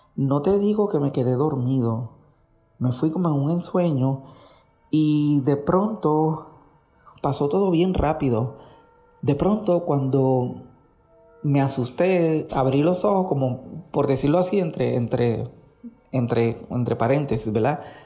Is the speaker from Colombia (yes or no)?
no; Puerto Rico; moved away as an adult; now in New Jersey, United States; Soy de Puerto Rico, pero vivo en Estados Unidos hace 11 años, en el estado de Nueva Jersey